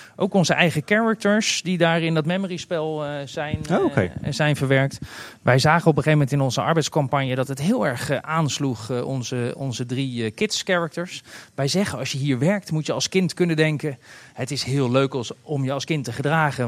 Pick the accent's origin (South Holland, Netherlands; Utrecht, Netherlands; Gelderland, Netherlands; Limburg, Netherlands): South Holland, Netherlands; The Hague; moved away as an adult; now in Kaatsheuvel, Netherlands; Ik kom origineel uit Den Haag en mijn eerste baantjes waren op ze strandtenten in Scheveningen